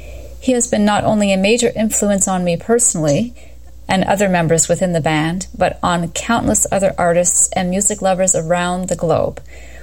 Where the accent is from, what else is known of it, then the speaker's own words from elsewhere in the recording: Canada; And as a Canadian, and on behalf of my fellow countrymen